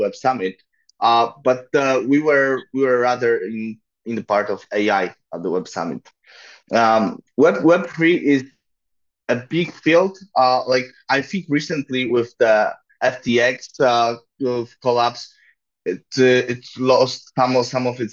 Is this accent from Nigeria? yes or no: no; Poland; I'm from Poland